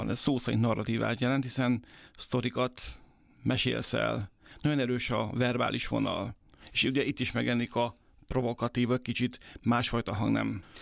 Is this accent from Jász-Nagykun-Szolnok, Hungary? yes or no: yes; Karcag, Jász-Nagykun-Szolnok, Hungary; Én Karcagról származom, Alföld